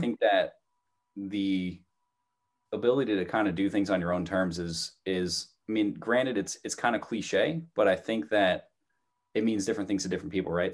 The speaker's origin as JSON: {"language": "English", "region": "New Jersey", "country": "United States", "tie": "born or raised there", "moved": "as an adult", "lives_now": "Malden, United States", "said": "when I was growing up in New Jersey"}